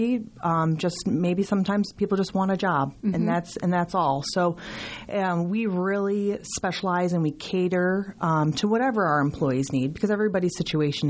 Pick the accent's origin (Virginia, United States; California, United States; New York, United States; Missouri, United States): New York, United States; moved away as an adult; I am actually originally from New York